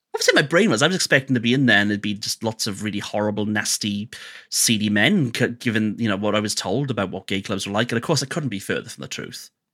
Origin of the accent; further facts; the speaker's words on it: Wales, United Kingdom; I'm Welsh